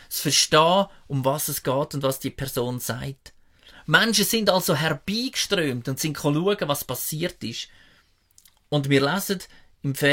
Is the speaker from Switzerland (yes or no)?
yes; Switzerland; Und wir haben das ja noch gut als Schweizer. Viele Schweizer sind irgendwo im Ausland unterwegs und am Reisen.